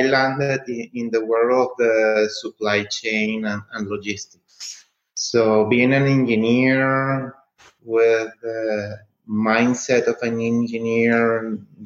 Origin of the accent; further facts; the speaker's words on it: Venezuela; moved away as an adult; also born or lived in Miami; I'm originally from Venezuela